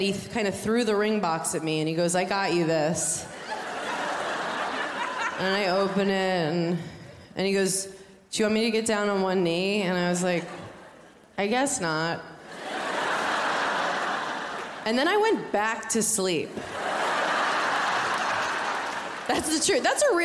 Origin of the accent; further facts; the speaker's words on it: New York, United States; I'm from New York